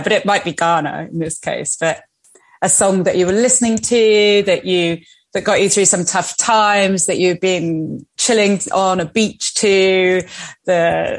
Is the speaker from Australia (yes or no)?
no; Spain; I remember I grew up in Spain and we moved there as children